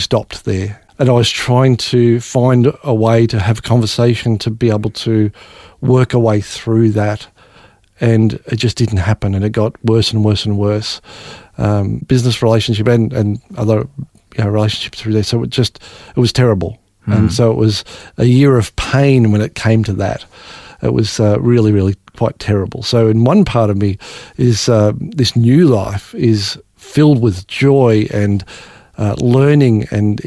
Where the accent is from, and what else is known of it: Australia; born or raised there